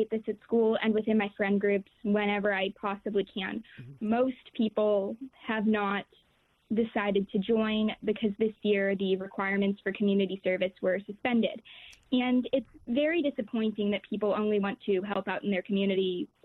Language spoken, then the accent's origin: English; Pennsylvania, United States; moved away; I'm originally from Pennsylvania. I didn't like it. I wouldn't move back there for school if I had the choice.